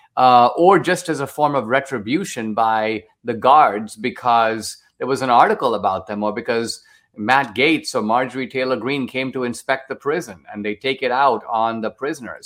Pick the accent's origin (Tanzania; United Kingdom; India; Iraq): India; now in United States; I grew up in India